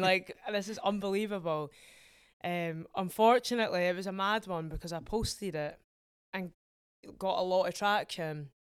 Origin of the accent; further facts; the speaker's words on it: Edinburgh, Scotland, United Kingdom; I'm from Edinburgh